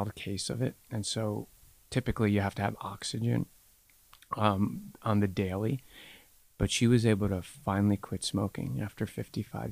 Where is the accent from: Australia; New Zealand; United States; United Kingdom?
United States; New Jersey; I grew up in New Jersey.